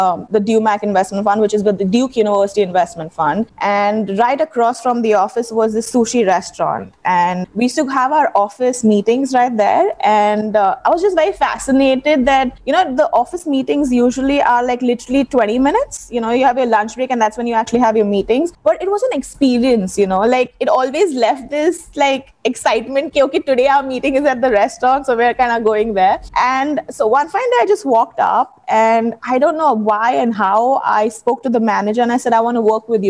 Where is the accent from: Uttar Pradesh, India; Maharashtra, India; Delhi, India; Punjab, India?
Maharashtra, India; Mumbai; I've been born and brought up in Bombay